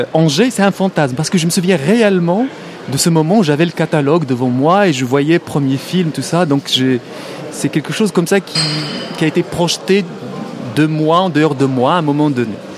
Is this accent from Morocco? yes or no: yes; Morocco; first language Arabic; French is a second language; moved away as an adult; moi j'ai grandi au Maroc, j'ai vécu 25 ans au Maroc, j'ai ma langue maternelle, ma langue première, ma langue euh, de toujours, c'est l'arabe